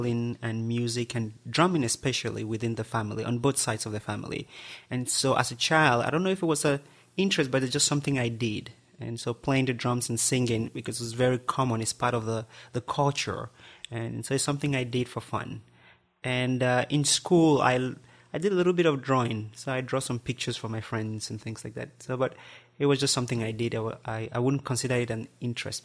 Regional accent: Southwest Region, Cameroon; first language Barombi; English is a second language; moved away; I grew up in Cameroon, the country in West Central Africa. I was born in a little village in the southwest of the country

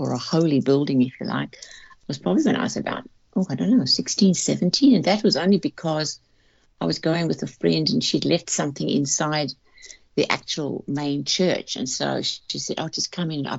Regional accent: South Africa; I grew up in South Africa back in the 50s, 60s

